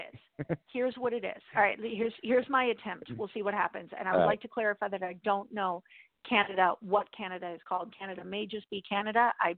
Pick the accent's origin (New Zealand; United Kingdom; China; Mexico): Mexico; born there; I was born in Mexico, and a lot of people call me white.